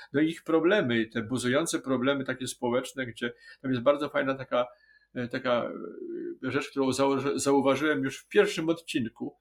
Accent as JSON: {"language": "Polish", "town": "Wrocław", "region": "Lower Silesian Voivodeship", "country": "Poland", "said": "jesteśmy z Wrocławia"}